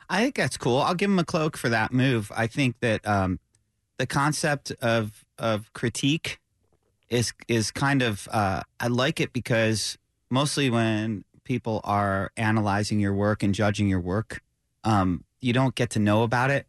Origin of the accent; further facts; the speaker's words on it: upstate New York, United States; I grew up, as you know, in upstate New York